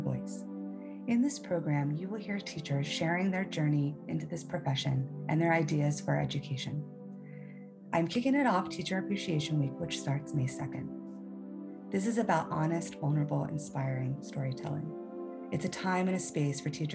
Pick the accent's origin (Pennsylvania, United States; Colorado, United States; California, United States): Pennsylvania, United States; Exton; I grew up in Exton, Pennsylvania